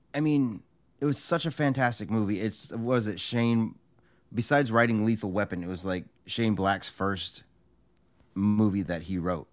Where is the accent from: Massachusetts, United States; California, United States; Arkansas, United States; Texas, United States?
California, United States; Joey and I grew up in California